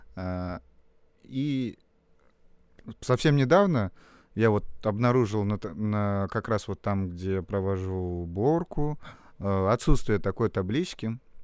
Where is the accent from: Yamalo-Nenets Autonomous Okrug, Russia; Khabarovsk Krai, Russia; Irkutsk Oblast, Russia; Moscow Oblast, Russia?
Yamalo-Nenets Autonomous Okrug, Russia; Salekhard; moved away as an adult; now in Saint Petersburg, Russia; Вообще из города Салихарда, это Ямалонейский автономный округ